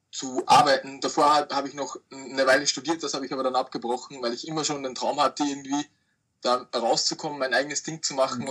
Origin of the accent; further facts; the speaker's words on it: Austria; ich komme aus Österreich